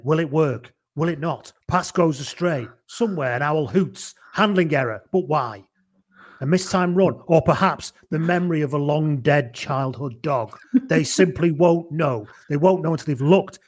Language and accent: English; Wales, United Kingdom; Wales, England